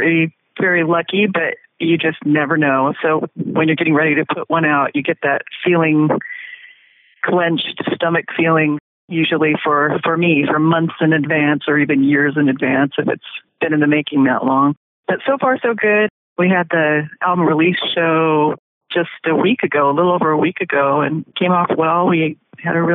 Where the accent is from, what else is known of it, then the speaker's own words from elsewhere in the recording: Portland, Oregon, United States; I'm from Portland, Oregon